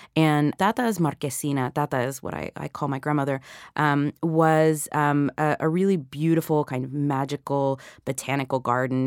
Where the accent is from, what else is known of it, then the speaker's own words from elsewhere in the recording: Atlanta, Georgia, United States; also born or lived in Puerto Rico; the island where I was born, but where I hadn't grown up, you know? So, I, I grew up in Atlanta